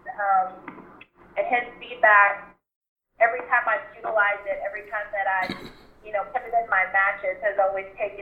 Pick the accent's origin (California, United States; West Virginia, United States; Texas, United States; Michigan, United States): Texas, United States; Houston; the Toyota Center in Houston, like my hometown